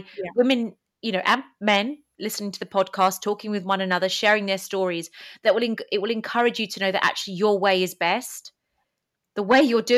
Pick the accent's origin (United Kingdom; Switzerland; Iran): United Kingdom; English is a second language; also born or lived in Greece; My parents were immigrants to the UK. I went to school not knowing any English.